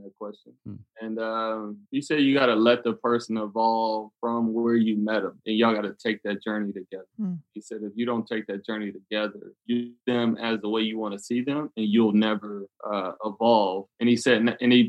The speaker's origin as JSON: {"language": "English", "town": "Detroit", "region": "Michigan", "country": "United States", "tie": "born or raised there", "said": "growing up in Detroit"}